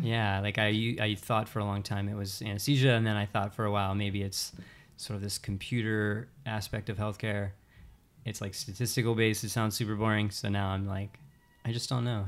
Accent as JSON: {"language": "English", "region": "Western Pennsylvania", "country": "United States", "tie": "born or raised there", "also_born_or_lived": "Pittsburgh / Phoenix / California", "moved": "as an adult", "said": "I was born and raised in Western Pennsylvania, kind of like the woods, middle of nowhere"}